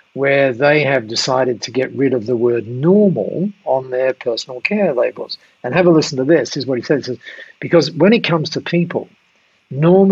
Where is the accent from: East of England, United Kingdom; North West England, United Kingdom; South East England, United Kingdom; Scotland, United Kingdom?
South East England, United Kingdom; Dover; I was born in Dover, down there. My dad was a miner.